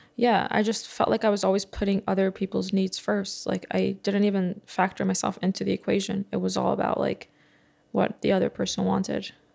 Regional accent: New York City, New York, United States; I grew up in Bar Park

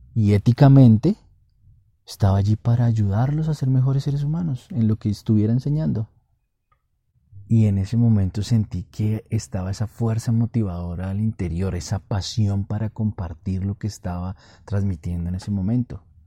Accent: Colombia; estoy grabando este podcast en mi país, Colombia

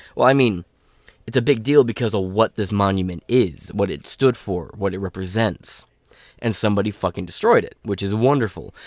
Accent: Michigan, United States; my fucking state

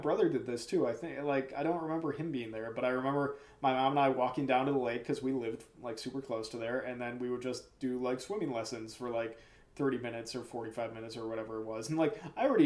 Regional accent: Pewaukee, Wisconsin, United States; also born or lived in Cudahy, Wisconsin; I don't remember packing up at all when we moved from Cudahy to Pewaukee

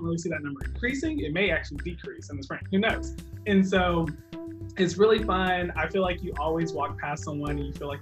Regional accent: Texas, United States; now in Kentucky, United States; I'm also not from Kentucky, I'm from Texas

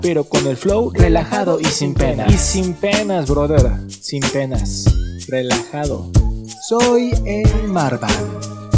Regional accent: Mexico; Nosotros como mexicanos

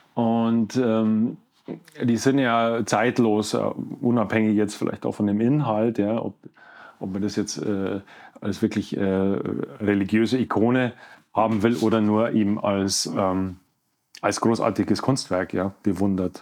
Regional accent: Leutasch valley / Werdenfelser Land, near Garmisch, Bavaria, Germany; moved away; also born or lived in Munich; ich komme äh, aus dem Leusachtal, also aus mhm. Wernfelser Land, ja, Nähe von Garmisch groß geworden

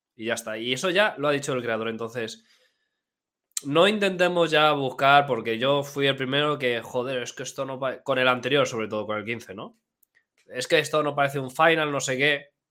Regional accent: Elda, Valencian Community, Spain; dos de tres personas somos de Elda, donde se dice torta de migas.

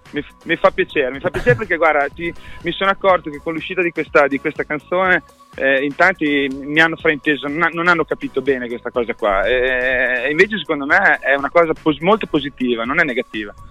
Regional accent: Modena, Emilia-Romagna, Italy; sono di Modena

